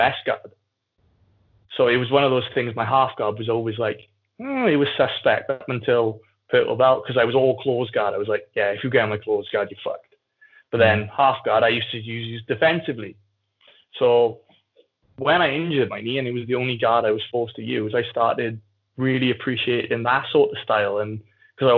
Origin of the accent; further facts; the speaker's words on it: Aberdare, Wales, United Kingdom; When I was growing up, like, I come from Abdaleri, so statistically is the second most deprived area in the UK behind London